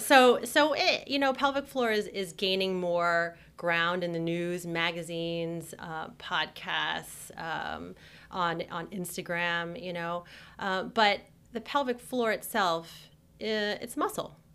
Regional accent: New Jersey, United States; also born or lived in New York; I'm from New Jersey. When I moved back to New Jersey from New York

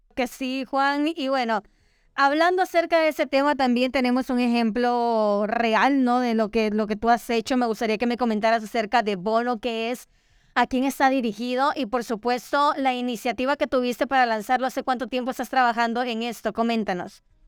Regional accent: Honduras; nos enorgullece a todos como hondureños

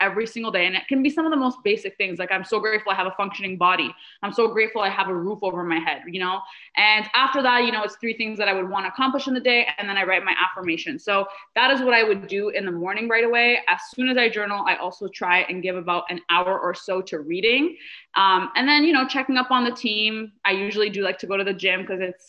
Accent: Canada; also born or lived in Middle East; I wasn't born in Canada. We moved here. We immigrated here from the Middle East when I was 7 years old

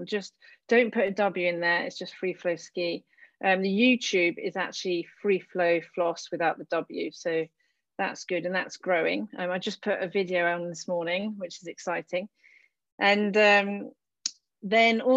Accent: United Kingdom; now in France; I'm a British girl from, well, you know, a land of no snow

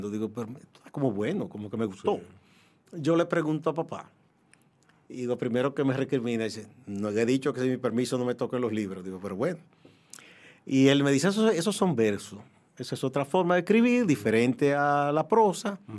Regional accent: San Francisco de Macorís, Duarte, Dominican Republic; moved away as an adult; now in Santo Domingo, Dominican Republic; Mi papá era de Santiago, mi mamá de San Francisco, pero terminamos viviendo, aunque tuvimos breve tiempo en Santiago, en San Francisco

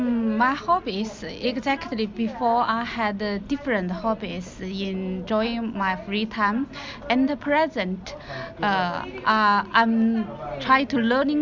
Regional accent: China; English is a second language; now in Newcastle, United Kingdom; I come from China. I have been living in Newcastle almost 6 years.

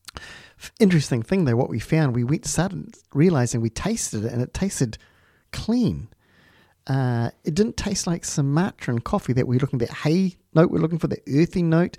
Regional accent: New Zealand; also born or lived in Palmerston North / Wanganui; I'm from New Zealand.

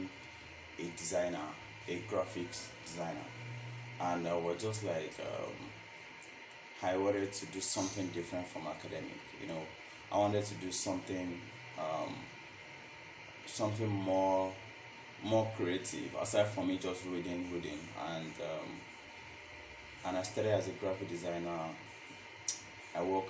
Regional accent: Ibadan, Oyo, Nigeria; moved away as an adult; now in Lagos, Nigeria; I'm from Ibadan, and I came to Lagos, I think 2017

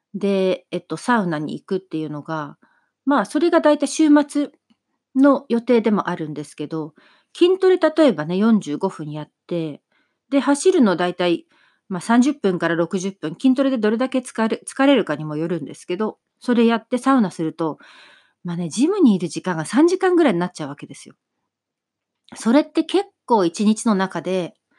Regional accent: Kagoshima, Japan; moved away; ちっちゃい頃から私の場合、あの、鹿児島出身なので、温泉がですね、いろんなところにあって、なので普通もう家族でそこら辺の温泉に

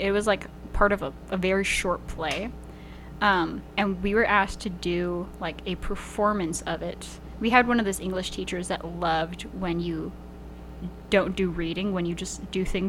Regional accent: Rio Grande Valley, South Texas, United States; Yeah, I'm from the Valley.

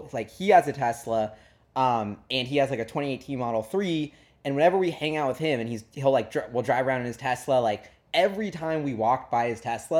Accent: New York, United States; And why I love walking everywhere as a New Yorker and even in Seattle, wherever, whenever I can

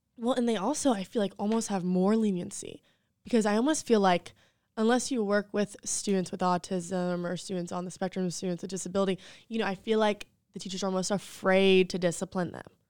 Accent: Waxhaw, North Carolina, United States; moved away as an adult; also born or lived in Charlotte, North Carolina; now in South Carolina, United States; I'm from Charlotte, North Carolina. Well, Waxhaw, a little small town, South Charlotte originally, but I just moved to South Carolina about two years ago

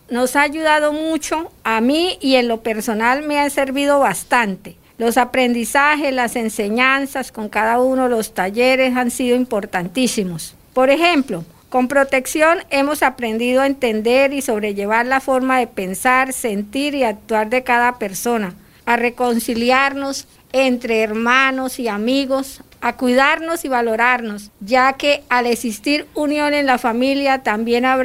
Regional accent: Colombia; also born or lived in Venezuela; soy colombiana retornada. Hace varios años junto con mi familia fuimos víctimas del conflicto armado colombiano, así que decidimos salir del país en busca de una mejor vida

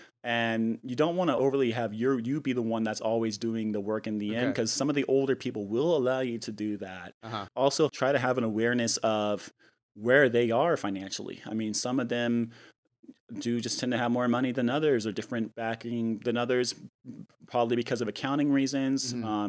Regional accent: New Mexico, United States; I mean, being that I came from New Mexico and I've been in the Bay Area for 9 years, when I first moved here, you know, I didn't really know anyone.

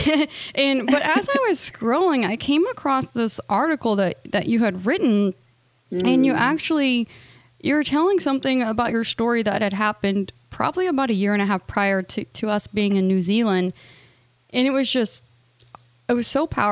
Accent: United States; We are both from the States

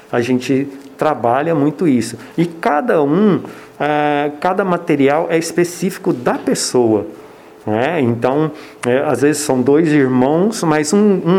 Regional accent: Goiânia, Goiás, Brazil; now in Ubatuba, Brazil; É, eu não sou daqui, sou de Goiânia. E ah, mas minhas filhas sempre moraram aqui. E eu sempre fui apaixonado por Ubatuba.

